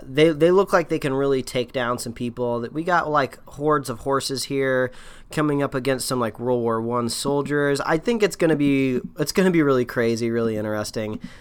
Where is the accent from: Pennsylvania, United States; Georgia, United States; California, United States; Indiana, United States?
Indiana, United States; moved away; growing up in Indiana